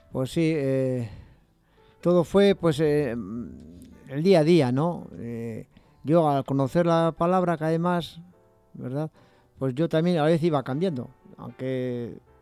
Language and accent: Spanish; Bilbao, Basque Country, Spain; also born or lived in Barakaldo; nací en Bilbao, pero luego me fui a Baracaldo